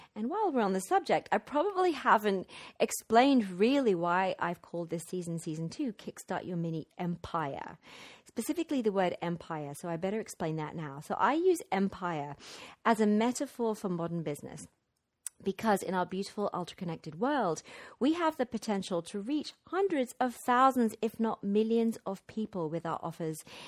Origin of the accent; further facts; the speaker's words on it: Wimbledon, London, United Kingdom; moved away as an adult; also born or lived in Mexico / Guatemala; I am in this gorgeous, light-filled house in my hometown, Wimbledon